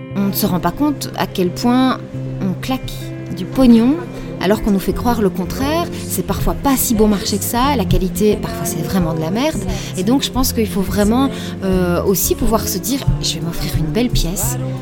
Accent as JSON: {"language": "French", "country": "Belgium", "said": "chez nous en Belgique"}